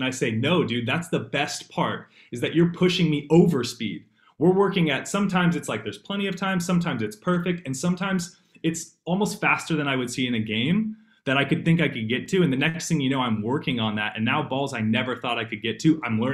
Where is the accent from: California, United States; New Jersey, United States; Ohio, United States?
California, United States; San Jose; I'm from the Bay Area, from San Jose